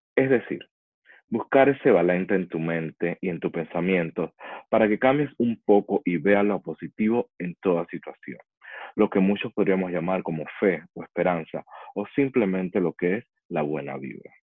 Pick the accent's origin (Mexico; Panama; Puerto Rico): Panama; also born or lived in Chile; now in Dubai, United Arab Emirates; Antes de vivir aquí, estuve varios años en Chile y anteriormente en mi país, Panamá.